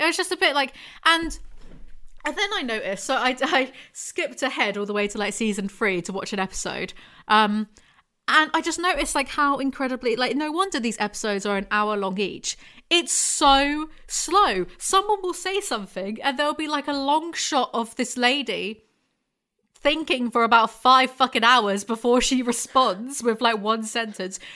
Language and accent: English; England, United Kingdom; I'm just English